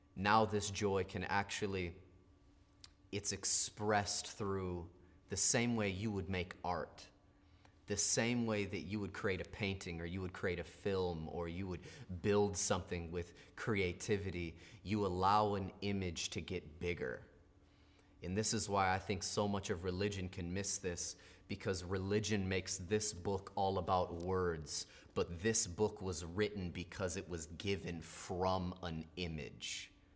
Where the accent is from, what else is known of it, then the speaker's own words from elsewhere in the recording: United States; we're American